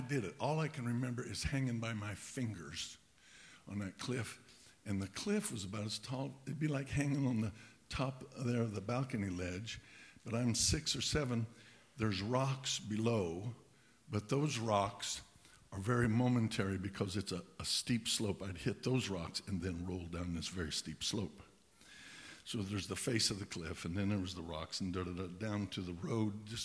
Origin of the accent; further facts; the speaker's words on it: Pueblo, Colorado, United States; also born or lived in Cañon City, Colorado / Rye, Colorado; my mother married my stepdad, and we moved from Pueblo